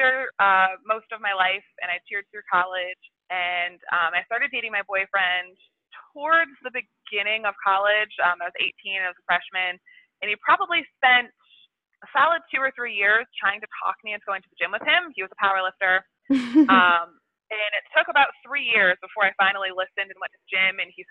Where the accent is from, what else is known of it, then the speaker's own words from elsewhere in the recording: Connecticut, United States; I am from Connecticut